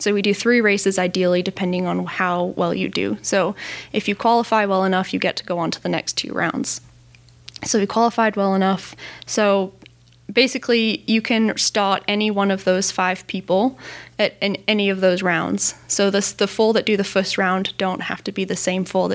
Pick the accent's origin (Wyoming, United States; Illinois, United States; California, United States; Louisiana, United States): California, United States; Northern; Growing up in San Jose, well, I grew up in Northern California